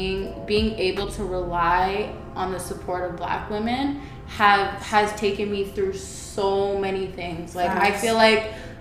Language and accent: English; Ajax, Ontario, Canada; I grew up in Ajax.